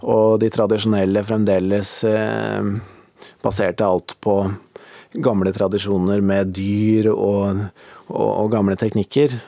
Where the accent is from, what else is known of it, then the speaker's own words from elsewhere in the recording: Valset, Innlandet, Norway; jeg vokste opp på Hedmarken i ei bitte lita bygd som heter Valset